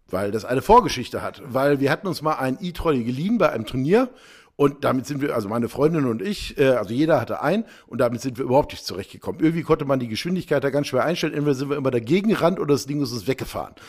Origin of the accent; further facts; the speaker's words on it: Ruhr area, North Rhine-Westphalia, Germany; selbst im Ruhrpott, wo ich herkomme